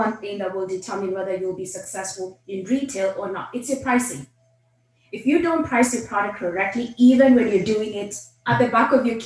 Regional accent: Kenya; moved away as an adult; now in United States; I was literally born and raised in Kenya, did my elementary, high school, college in Kenya

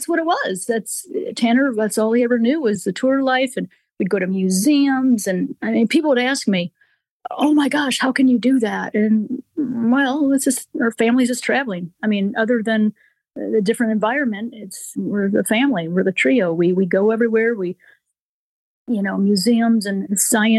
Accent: Kankakee, Illinois, United States; now in Nashville, United States; I grew up outside of Chicago, a little farm community, Kankakee, Illinois

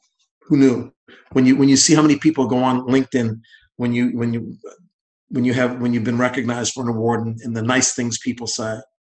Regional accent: Boston, Massachusetts, United States; I'm blessed that I came from Boston in 1974, and this is my home

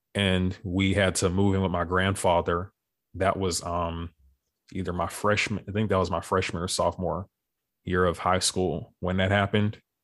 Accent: Beaumont, Texas, United States; also born or lived in Houston; we ended up moving back home to Beaumont, which, which is my hometown in Texas.

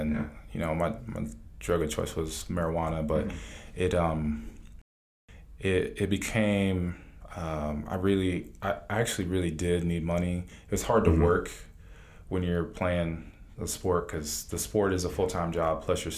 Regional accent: Cleveland, Ohio, United States; now in Atlanta, United States; I grew up in Cleveland, Ohio

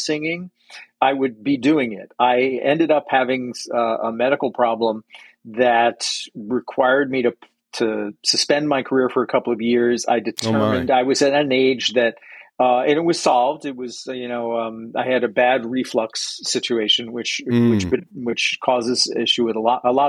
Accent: United States; now in Sarasota, United States; I grew up just outside of the New York City area in a suburb of New York City

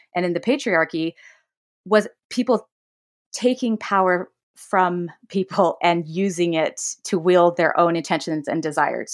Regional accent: Davis County, Utah, United States; I grew up in Utah, Davis County specifically.

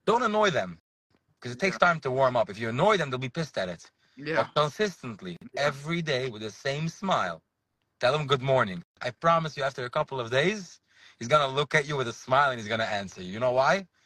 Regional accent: Borough Park, New York, United States; i saw it when i was young i grew up in Borough Park over here, a boy doesn't talk to a girl, and a girl doesn't talk to a boy.

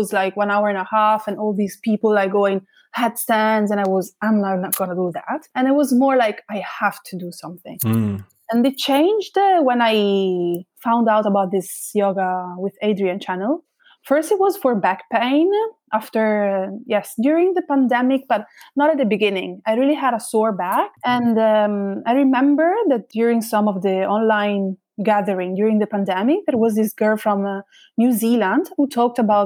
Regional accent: Modena, Emilia-Romagna, Italy; English is a second language; also born or lived in Leipzig, Germany; I'm from Modena originally. Both my parents are from here, from the area. So I consider myself 100% Modenese.

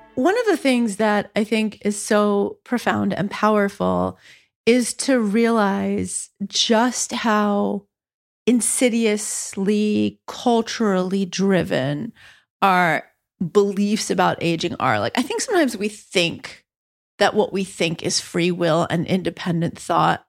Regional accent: New York City, New York, United States; now in Massachusetts, United States; I was born in Spanish Harlem

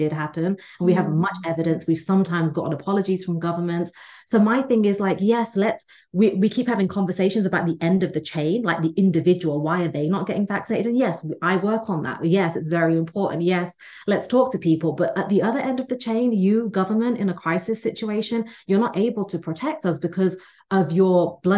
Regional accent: England, United Kingdom; now in United States; I'm the child of immigrants from India. I was raised in England, live in America now

